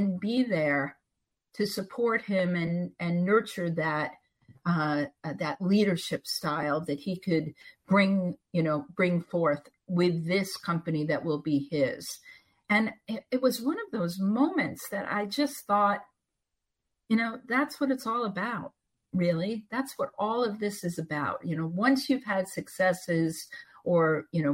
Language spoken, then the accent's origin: English; Long Island, New York, United States; moved away as an adult; also born or lived in Pittsburgh; I was brought up in New York, and everybody, you know, on Long Island